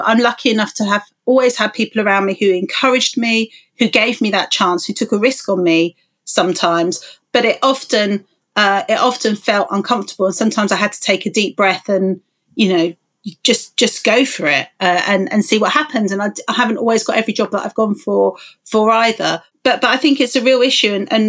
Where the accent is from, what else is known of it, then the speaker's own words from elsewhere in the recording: London, United Kingdom; You know, I grew up in London, 5 miles from UCL, and I was the first in my family to go to university.